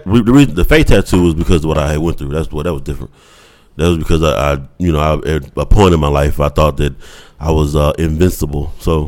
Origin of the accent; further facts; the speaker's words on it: Newnan, Georgia, United States; No, I'm from Noonan.